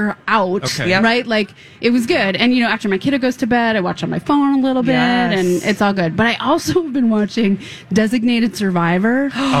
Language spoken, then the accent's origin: English; Minnesota, United States; Because I'm Minnesotan.